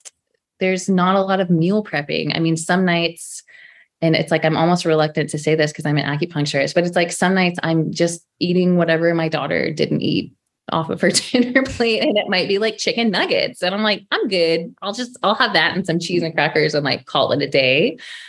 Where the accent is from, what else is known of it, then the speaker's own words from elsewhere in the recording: Sacramento, California, United States; moved away as an adult; also born or lived in San Francisco Bay Area; I'm from Sacramento. My family lives here.